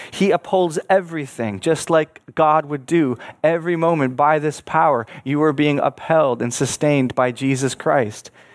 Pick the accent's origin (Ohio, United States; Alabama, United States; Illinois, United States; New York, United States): New York, United States; Buffalo; I was born in Buffalo, New York, which sits on Lake Erie. My home had a view of the bridge